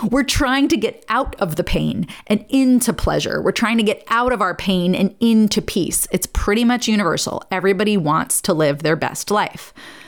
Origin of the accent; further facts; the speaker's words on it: New York, United States; now in Nashville, United States; And the posh, you know, I came from New York.